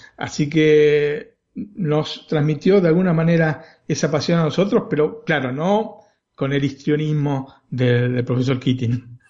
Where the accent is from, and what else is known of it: Argentina; now in Italy